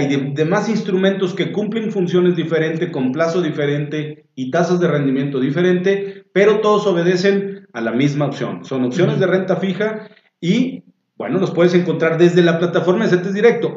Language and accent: Spanish; Mexico; estamos peleados como mexicanos